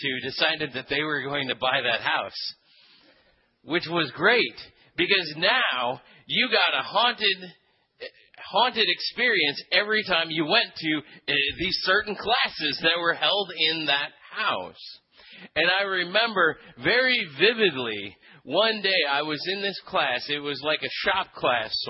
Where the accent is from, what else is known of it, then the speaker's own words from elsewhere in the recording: Philippines; moved away; I grew up in the Philippines, and one of the things about growing up in the Philippines is that you grow up with a sense of the supernatural that you don't really have in Western culture here